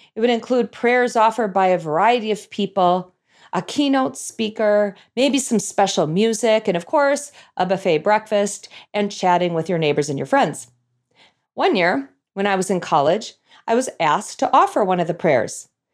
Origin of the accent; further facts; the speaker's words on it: North Saint Paul, Minnesota, United States; I grew up in North Saint Paul, Minnesota, which is a suburb, as you could probably guess, of the capital city, Saint Paul.